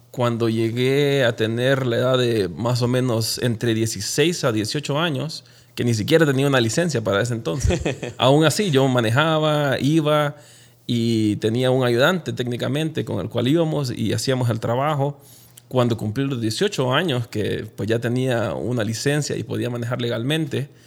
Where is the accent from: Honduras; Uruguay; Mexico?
Honduras; moved away as an adult; also born or lived in Guatemala; now in Utah, United States; dejar mi carrera universitaria en Honduras y empezar todo de nuevo acá